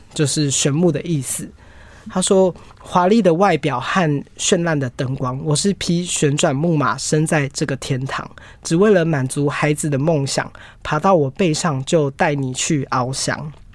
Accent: Taiwan; 我们台湾人

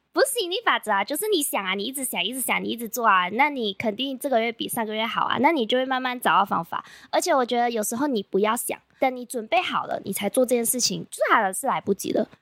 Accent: Malaysia; 我是来自马来西亚的

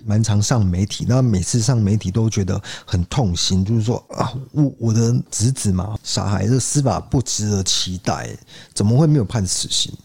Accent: southern Taiwan, Taiwan; 我 是南部人

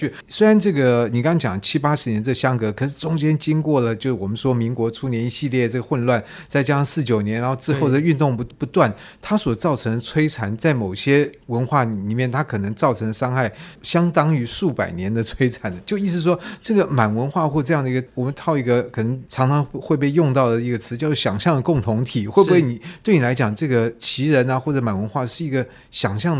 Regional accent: Taiwan; 因为这个东西其实，在我们小时候在台湾是蛮流行的。

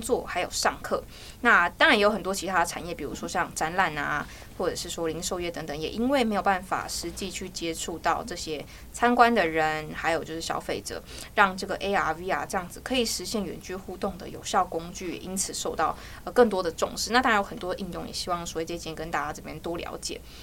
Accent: Hualien County, Taiwan; 因为我是花莲人

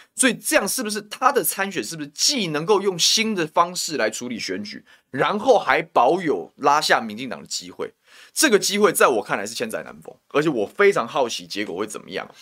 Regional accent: Taoyuan, Taiwan; 我桃园人

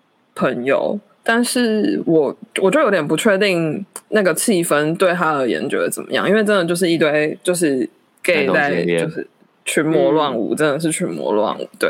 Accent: Kaohsiung, Taiwan; moved away as an adult; 因为我是高雄人

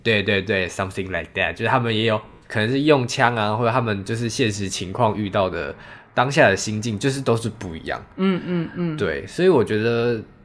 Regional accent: Taiwan; 我们其实台湾人

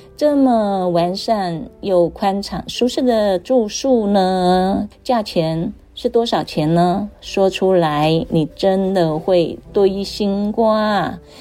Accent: Taiwan; 我们台湾人真的很辛苦啊

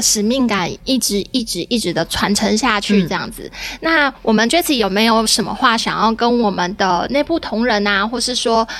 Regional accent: Taiwan; 勾引啊！就是我们台湾人的传统精神。

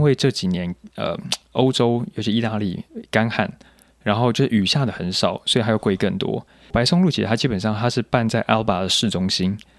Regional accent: Taiwan; 我是一个来自台湾的甜点师

